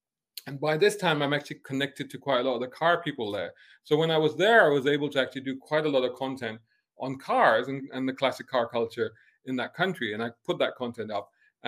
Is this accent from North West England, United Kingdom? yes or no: no; Islington, London, United Kingdom; moved away; Somebody was asking me about my accent, you know. And obviously my accent is the result of living in different places and doing different stuff. And then I think back to, okay, if I had continued to be that kid, you know, born and growing up in Islington in London